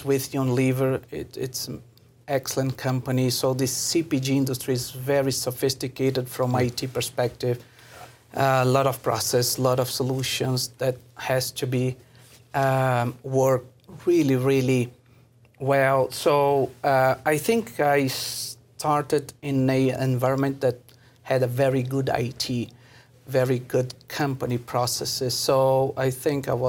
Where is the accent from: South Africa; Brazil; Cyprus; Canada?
Brazil; moved away as an adult; now in Mexico; I'm a Brazilian, so I did engineering, production engineering, factory engineer.